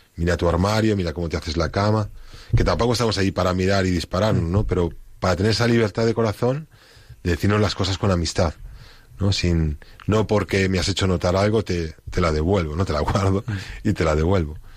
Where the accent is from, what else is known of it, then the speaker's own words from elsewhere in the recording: Spain; moved away; soy el único español que hay en comunidad